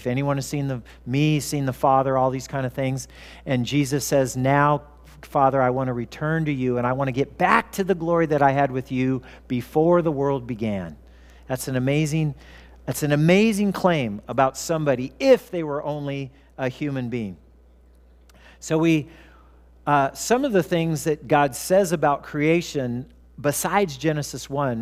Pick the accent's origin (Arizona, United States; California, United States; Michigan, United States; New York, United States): California, United States; Southern; I grew up in Southern California